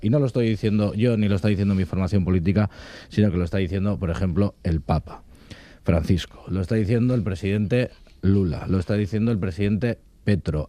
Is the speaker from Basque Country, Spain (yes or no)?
yes; Basque Country, Spain; también somos vascos y vascas